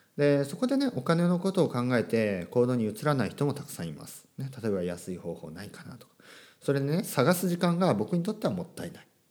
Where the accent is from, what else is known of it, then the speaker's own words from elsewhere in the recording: Japan; 大人になってからあの英語を、えー、学んだ、まあ、僕のようなですね、えー、日本人の先生